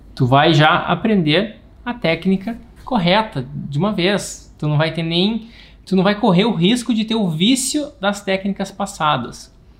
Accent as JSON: {"language": "Portuguese", "region": "Rio Grande do Sul", "country": "Brazil", "said": "Não sei se tem algum gaúcho por aqui, eu sou o único"}